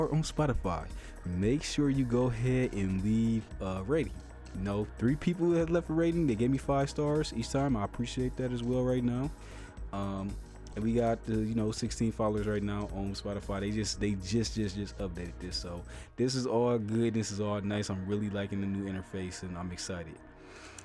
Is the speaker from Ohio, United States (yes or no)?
yes; Ohio, United States; my home state, which I love